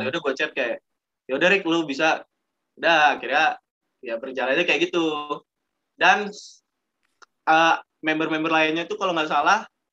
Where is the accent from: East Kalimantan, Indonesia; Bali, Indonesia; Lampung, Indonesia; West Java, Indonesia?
Lampung, Indonesia; Gue sendiri dari Lampung